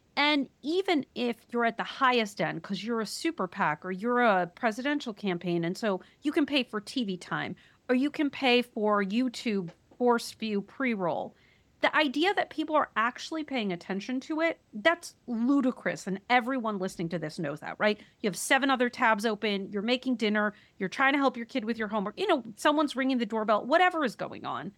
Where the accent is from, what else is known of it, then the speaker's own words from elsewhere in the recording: Wisconsin, United States; I'm from Wisconsin